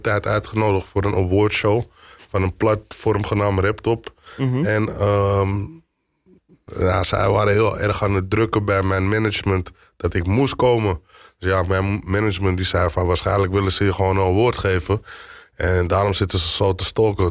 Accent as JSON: {"language": "Dutch", "town": "Amsterdam", "region": "North Holland", "country": "Netherlands", "tie": "born or raised there", "said": "kom uit Amsterdam. Ik ben geboren in Amsterdam-West"}